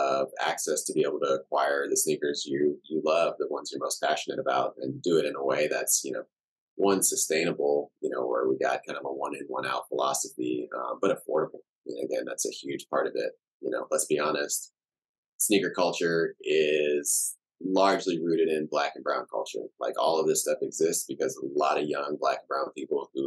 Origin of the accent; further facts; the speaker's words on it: Houston, Texas, United States; also born or lived in Cameroon / Chicago; now in Austin, United States; I grew up in Houston. I got a lot of love for Houston